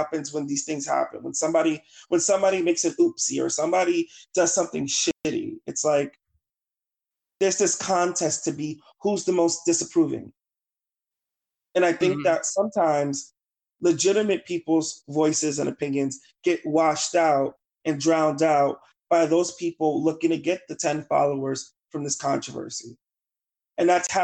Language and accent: English; New York City, New York, United States; moved away; I'm from the South Bronx. I'm from Claremont Village in Morrisania. I lived on Washington Avenue by Webster Avenue in the Bronx, and I lived with my grandparents growing up